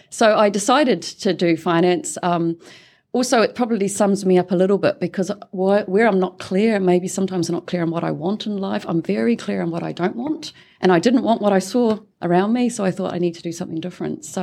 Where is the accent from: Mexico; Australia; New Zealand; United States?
New Zealand; Tikawiri, Waikato; I am a New Zealander. I was a born and bred in Tikawiri, which is a very small town in the King Country.